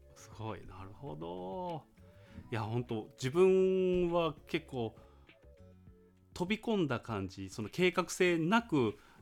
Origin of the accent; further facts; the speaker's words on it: Fukuoka, Japan; 私福岡県なんですけど